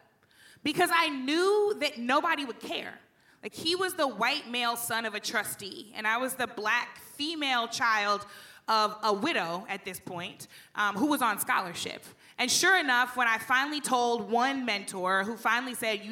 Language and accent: English; St. Louis, Missouri, United States; I grew up in St. Louis